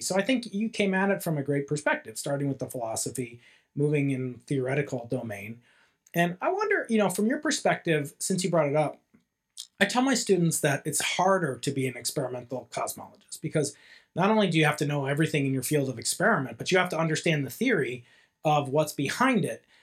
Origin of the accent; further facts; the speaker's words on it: New York, United States; moved away; personal Big Bang began uh, 50 years ago in New York uh, State